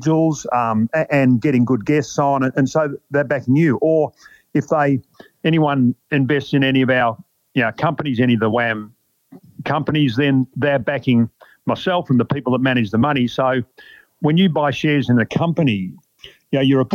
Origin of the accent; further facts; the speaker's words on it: Melbourne, Victoria, Australia; I grew up in Melbourne in my sort of mid-teens